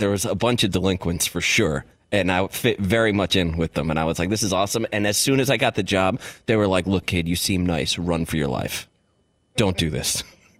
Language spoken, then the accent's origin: English; Ireland; Especially as an Irish guy.